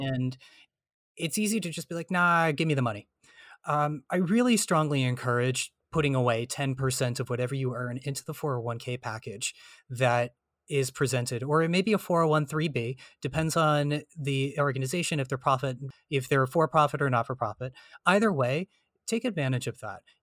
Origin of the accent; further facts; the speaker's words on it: New Jersey, United States; I'm from New Jersey